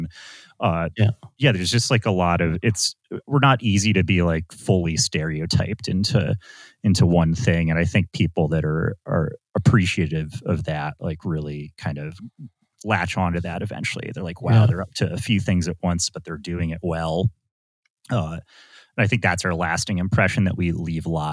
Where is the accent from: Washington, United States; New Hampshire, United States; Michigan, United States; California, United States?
California, United States; Los Angeles; now in New York, United States; I was born in Los Angeles.